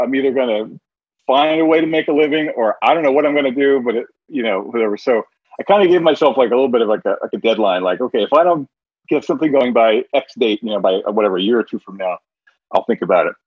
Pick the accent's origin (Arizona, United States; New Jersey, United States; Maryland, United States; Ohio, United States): New Jersey, United States; my neighborhood growing up in New Jersey